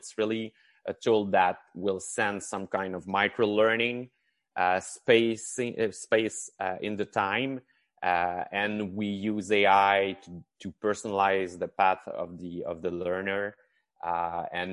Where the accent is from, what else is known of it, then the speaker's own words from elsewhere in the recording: Chicoutimi, Quebec, Canada; I'm from Chicoutimi. That's the first thing I can say. And this is the huge accent that you're hearing from me. So in the north of Quebec